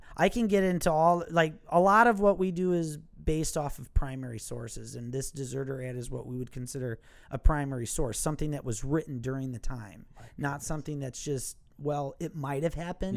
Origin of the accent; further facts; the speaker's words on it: Milwaukee, Wisconsin, United States; accent: Wisconsin; I was born and raised in Milwaukee, Wisconsin